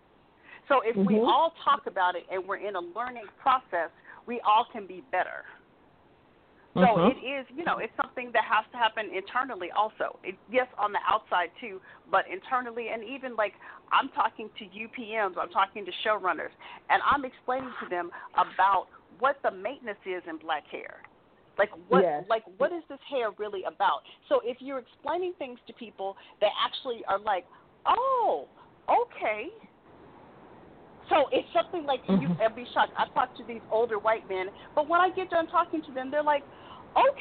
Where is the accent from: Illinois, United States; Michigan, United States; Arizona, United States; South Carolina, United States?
Arizona, United States; Tempe; I grew up in Tempe, Arizona